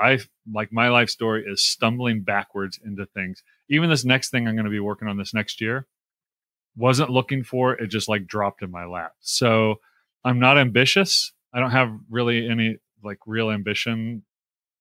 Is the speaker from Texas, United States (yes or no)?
no; Tulsa, Oklahoma, United States; now in Holland, MI, United States; I grew up in Tulsa, Oklahoma